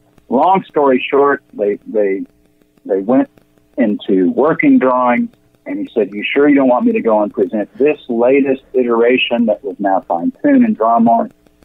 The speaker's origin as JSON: {"language": "English", "town": "Tulsa", "region": "Oklahoma", "country": "United States", "tie": "born or raised there", "said": "I grew up in Tulsa, and so I grew up around this"}